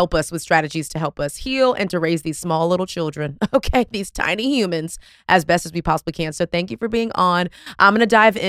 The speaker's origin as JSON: {"language": "English", "region": "Texas", "country": "United States", "said": "I don't know. I'm from Texas. I'm sorry."}